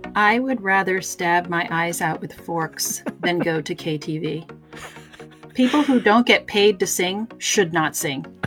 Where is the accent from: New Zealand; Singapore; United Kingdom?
United Kingdom; Surrey, South East England; my background growing up in the mean streets of Surrey